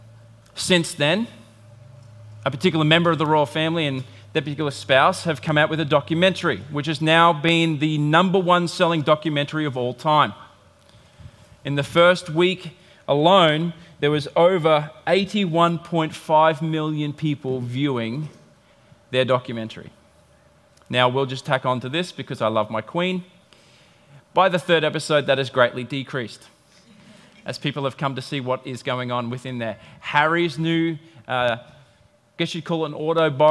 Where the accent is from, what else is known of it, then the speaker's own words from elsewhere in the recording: England, United Kingdom; now in Australia; I was born in England